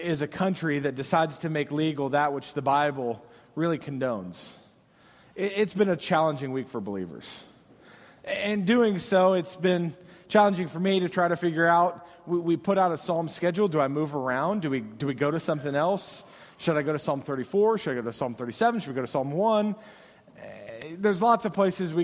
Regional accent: United States

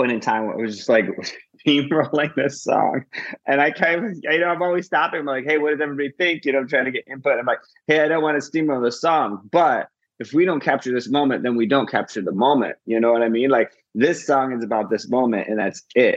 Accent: Midwest, United States; now in Los Angeles, United States; I come from the Midwest and I come from a very emotionally stunted lineage, which I think all of us do in the Midwest

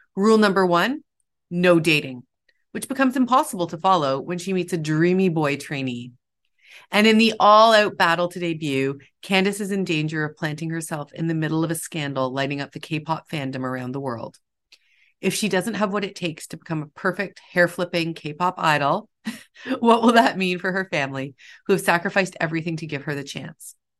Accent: Toronto, Ontario, Canada; I grew up near Koreatown in Toronto

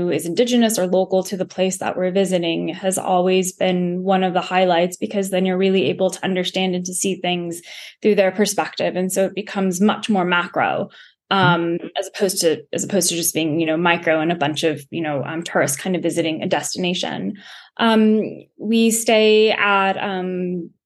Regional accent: United States; being an American

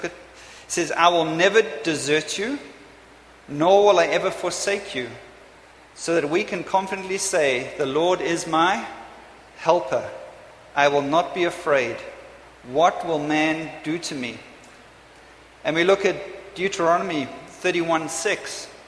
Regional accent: England, United Kingdom; I'm off to England, because I'm English, I'm British, I'm everything, I'm a bit of a mutt.

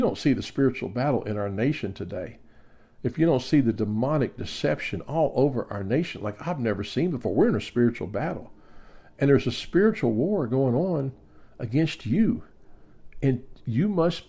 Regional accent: the South, United States; I grew up in the South

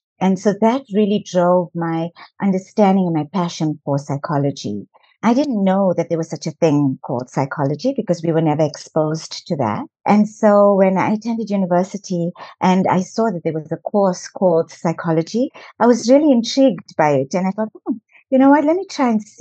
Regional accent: South Africa; I was born in South Africa

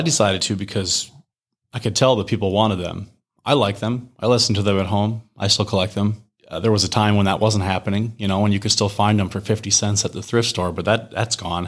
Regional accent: Mower County, Minnesota, United States; moved away as an adult; now in Rochester, United States; I grew up down in Moore County

